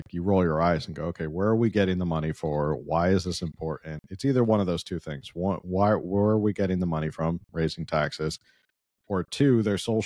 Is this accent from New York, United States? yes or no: no; California, United States; me as a Californian